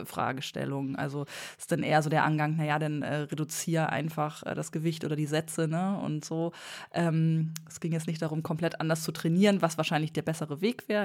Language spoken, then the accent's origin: German; Bremen, Germany; bei uns in Bremen